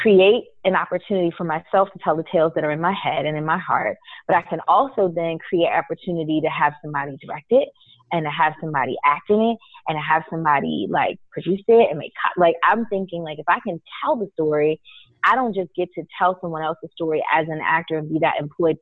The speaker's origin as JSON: {"language": "English", "region": "New York", "country": "United States", "tie": "born or raised there", "also_born_or_lived": "Guyana / Miami", "said": "I grew up in New York"}